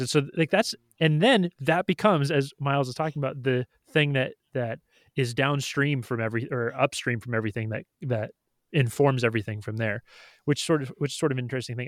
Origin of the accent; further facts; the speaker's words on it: United States; why am I an American citizen? It's like, or why do I consider s, my, myself an American?